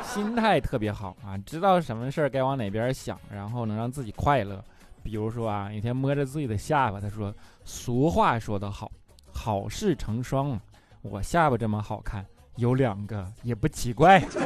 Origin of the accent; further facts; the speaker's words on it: China; 我们是中国人